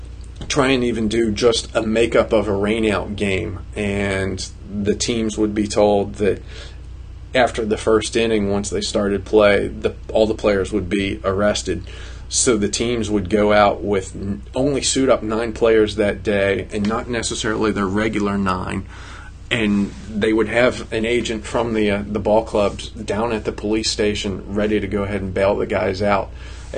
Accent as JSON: {"language": "English", "town": "Cincinnati", "region": "Ohio", "country": "United States", "tie": "born or raised there", "said": "growing up in the 70s in Cincinnati"}